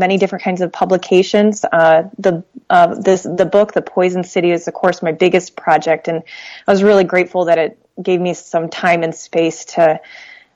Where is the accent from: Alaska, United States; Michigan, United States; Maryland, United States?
Michigan, United States; also born or lived in Detroit, Michigan; I grew up in Michigan, but in a little town on Lake Michigan, several hours away